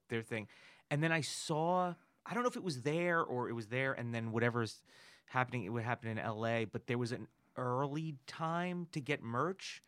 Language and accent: English; Newburgh, New York, United States; born or raised there; moved away as an adult; also born or lived in Bergen County, New Jersey; now in Los Angeles, United States